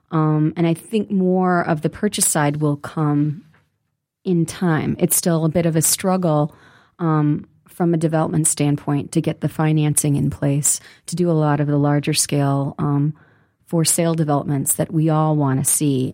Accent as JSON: {"language": "English", "town": "Detroit", "region": "Michigan", "country": "United States", "tie": "born or raised there", "said": "growing up in the city of Detroit"}